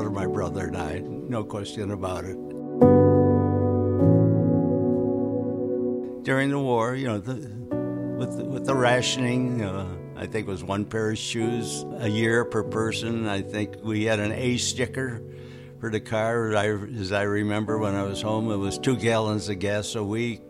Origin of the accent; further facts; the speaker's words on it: United States; as an American